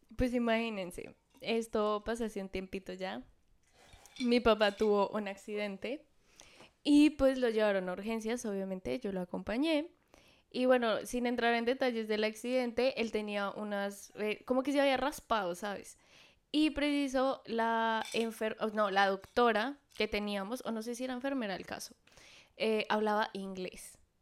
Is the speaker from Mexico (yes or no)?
no; Colombia; moved away as an adult; now in Miami, United States; vamos a hablar de nuestras experiencias como colombianas